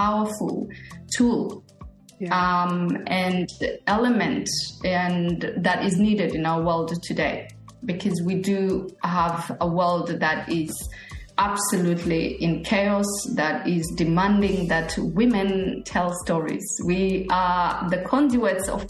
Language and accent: English; Kenya; moved away as an adult; also born or lived in Somalia; now in Australia; we came to Kenya in 1971. I was only 4 years old, so I grew up in Kenya.